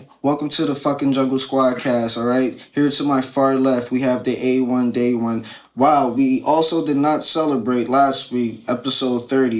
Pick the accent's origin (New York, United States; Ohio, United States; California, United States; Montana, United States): New York, United States; now in Connecticut, United States; But I am from the Bronx, though.